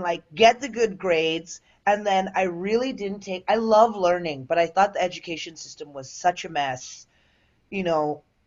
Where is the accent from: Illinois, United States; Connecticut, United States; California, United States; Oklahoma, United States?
Illinois, United States; Willowbrook; I grew up in the southwest suburbs, like in Willowbrook